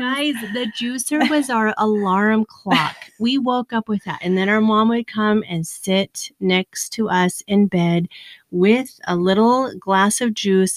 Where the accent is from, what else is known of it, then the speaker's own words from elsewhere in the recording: Afton, Wyoming, United States; moved away; actually raised in a small little town in wyoming